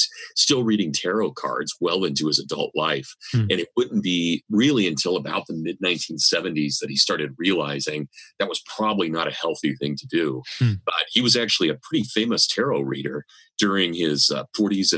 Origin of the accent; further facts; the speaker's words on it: Kansas, United States; accent: Kansas; my Kansas accent